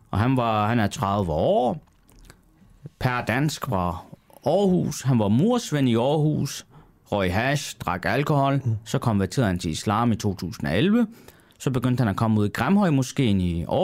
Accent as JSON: {"language": "Danish", "country": "Turkey", "said": "Det faktum, at jeg så også selv taler kurdisk, jeg er selv kurder mm. fra øh, Tyrkiet og jeg taler samme dialekt, som øh, kurderne i Syrien gør."}